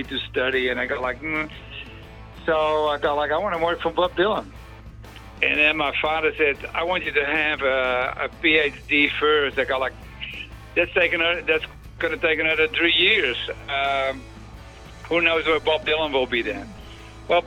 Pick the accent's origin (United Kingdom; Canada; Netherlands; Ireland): Netherlands; English is a second language; moved away; also born or lived in United States; originally I'm from the Netherlands